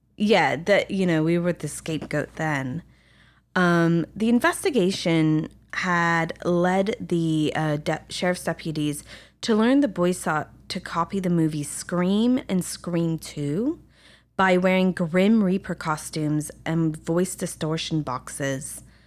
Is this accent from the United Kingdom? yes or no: yes; England, United Kingdom; also born or lived in France; now in Los Angeles, United States; growing up in England and France